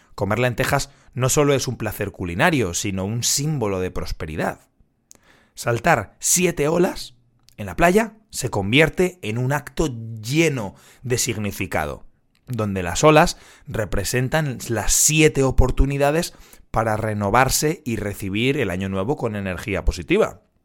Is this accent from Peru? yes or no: no; Madrid, Community of Madrid, Spain; yo soy de Madrid